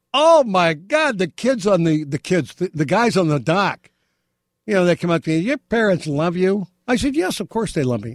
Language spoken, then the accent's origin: English; Beverly Hills, California, United States; growing up in Beverly Hills with my mom, my sister